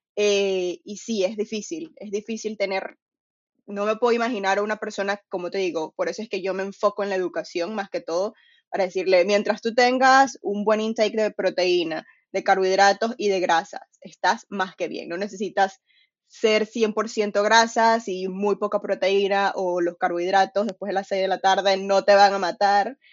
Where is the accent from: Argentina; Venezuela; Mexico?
Venezuela; now in England, United Kingdom; soy de Venezuela, ahorita estoy viviendo en UK, Inglaterra